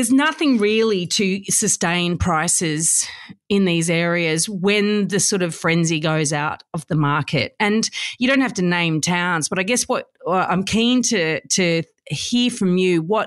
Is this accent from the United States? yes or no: no; Sydney, New South Wales, Australia; I grew up in the Shire too.